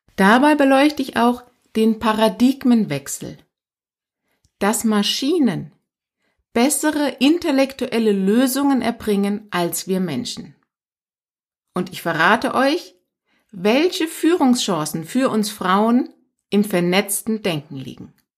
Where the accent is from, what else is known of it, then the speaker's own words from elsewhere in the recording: Iran; moved away; aus meinem Geburtsland übrigens, bin in Iran geboren